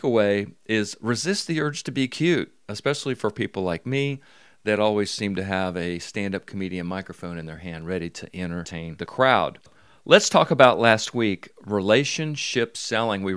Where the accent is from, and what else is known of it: Mobile, Alabama, United States